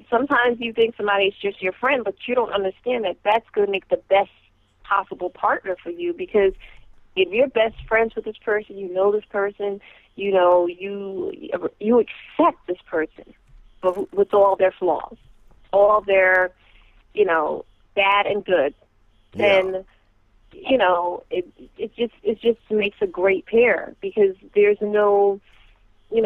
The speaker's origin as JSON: {"language": "English", "region": "New York", "country": "United States", "said": "I am from New York"}